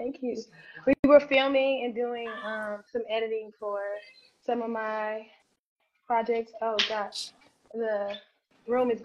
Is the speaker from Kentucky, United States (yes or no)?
yes; Louisville, Kentucky, United States; also born or lived in Chicago, Illinois; I am from Chicago, but I was raised in Louisville